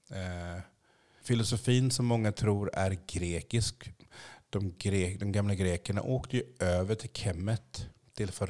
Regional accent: Haiti; Columbus kom ju först till min hemö, Haiti, Haiti, jag kan inte riktigt uttala det.

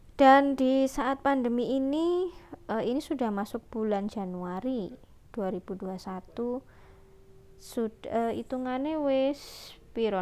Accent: Surabaya, East Java, Indonesia; Asli saya Surabaya. Sebenarnya saya nggak lahir di Surabaya sih, cuman numpang besar aja di Surabaya. Sejak umur empat tahun saya, eh, tiga tahun saya berada di Surabaya.

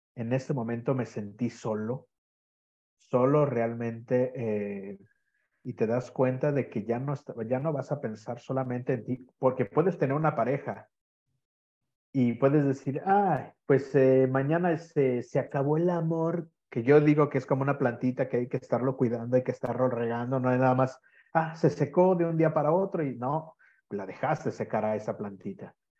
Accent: Guadalajara, Jalisco, Mexico; moved away as an adult; now in Sardinia, Italy; soy de, Guadalajara, es que yo soy de una la segunda ciudad más grande de México.

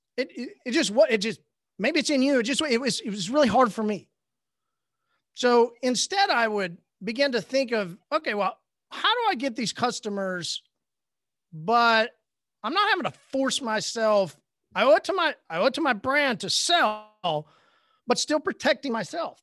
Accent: Oklahoma, United States; I'm from Oklahoma

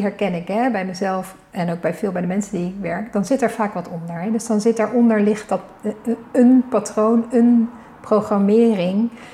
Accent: Leiden, South Holland, Netherlands; we komen hier allebei ook vandaan

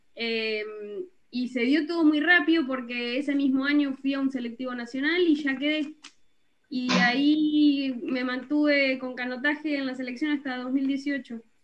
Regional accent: Bolívar, Buenos Aires Province, Argentina; yo soy de Bolívar, una ciudad del interior de Buenos Aires

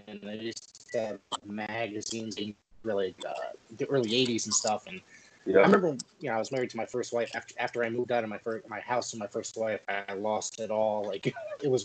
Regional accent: Northeast, United States; when I was a kid growing up, you know, obviously we grew up in the Northeast

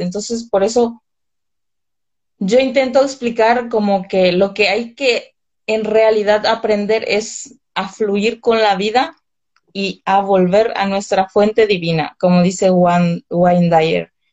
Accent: northern Paraguay, Paraguay; moved away as an adult; also born or lived in Vitoria, Spain / Paris, France; now in Madrid, Spain; en mi zona, de donde soy yo, del, del norte

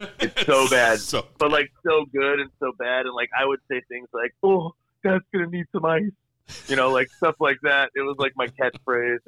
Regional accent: Toronto, Ontario, Canada; I am Canadian. I was born in Toronto, Ontario.

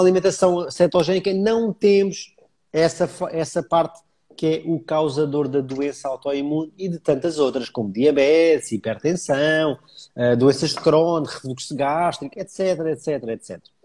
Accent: Almada, Lisbon, Portugal; also born or lived in Paris; Eu sou da Almada, portanto fica sensivelmente a 10 km de Lisboa

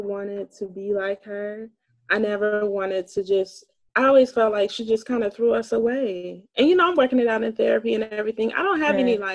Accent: East Point, Georgia, United States; I'm from East Point.

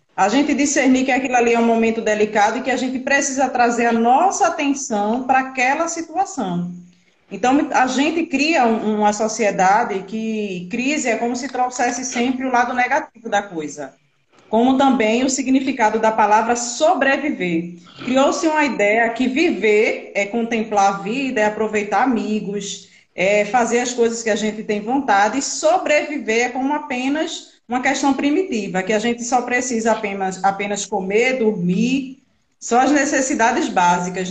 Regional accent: Brazil; Sou daqui de Tapsoma, todo mundo me conhece.

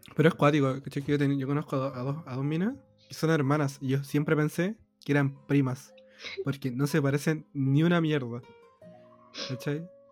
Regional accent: Chile; soy de, de Chile

